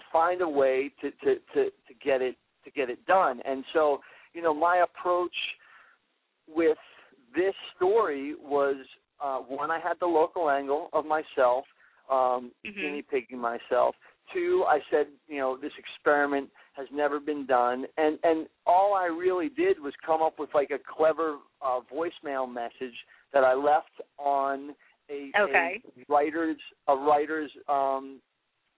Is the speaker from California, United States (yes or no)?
no; New Hope, Pennsylvania, United States; I'm from New Hope, Pennsylvania, and the Philly area.